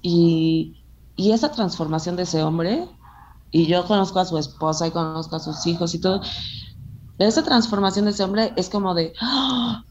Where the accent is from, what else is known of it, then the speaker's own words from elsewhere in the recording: Acapulco, Guerrero, Mexico; yo nací en Acapulco, yo soy, mis papás son mexicanos